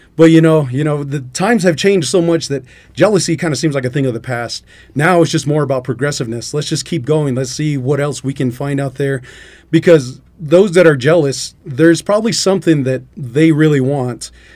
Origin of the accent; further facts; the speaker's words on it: Albuquerque, New Mexico, United States; now in Klagetoh, United States; originally, I'm from Albuquerque, but I'm out in, uh, Clagato because my, my mother, that's where she's from